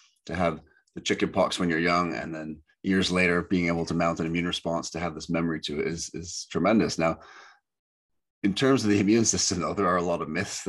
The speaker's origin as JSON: {"language": "English", "country": "Canada", "tie": "born or raised there", "said": "growing up in Canada"}